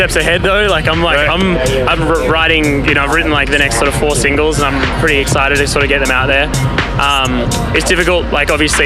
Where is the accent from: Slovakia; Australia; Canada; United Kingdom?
Australia; Melbourne, Victoria; back home in Melbourne